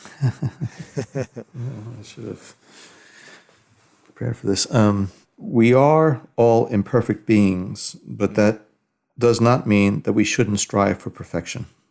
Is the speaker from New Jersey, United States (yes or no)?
yes; New Jersey, United States; moved away; I'm originally from Jersey